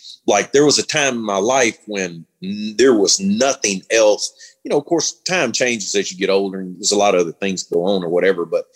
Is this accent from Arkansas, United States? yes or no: yes; Star City, Arkansas, United States; moved away as an adult; now in Gonzales, Louisiana, United States; I grew up in Southeast Arkansas